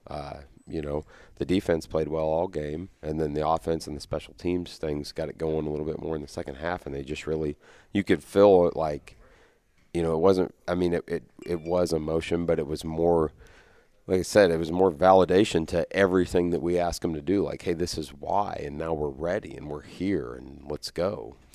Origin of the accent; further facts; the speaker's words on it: near Sterling, Kansas, United States; Sterling's a, you know, that's not very far from my hometown.